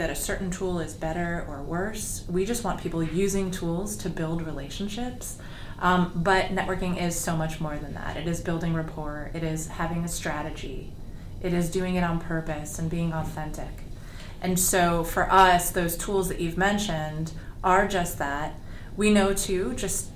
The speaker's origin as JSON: {"language": "English", "town": "New York City", "region": "New York", "country": "United States", "tie": "born or raised there", "said": "I grew up in New York City"}